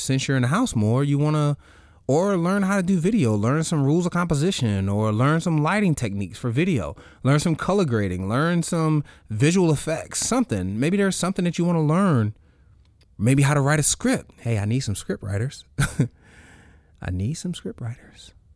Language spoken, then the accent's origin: English; the South, United States; I grew up in the South